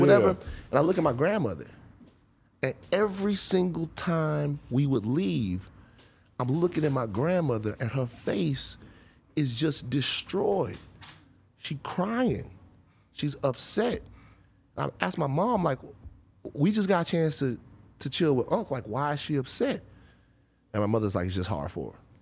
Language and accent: English; Baton Rouge, Louisiana, United States; moved away; growing up in Baton Rouge